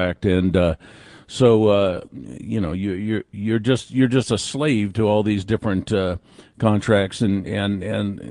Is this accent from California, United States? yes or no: yes; California, United States; I'm from California